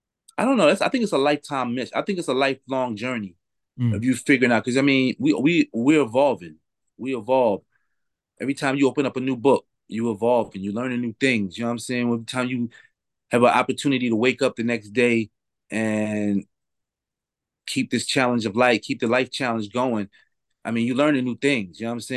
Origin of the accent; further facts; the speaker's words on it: Philadelphia, Pennsylvania, United States; You know, especially where I was coming from Philadelphia, it was hard to get that good weed.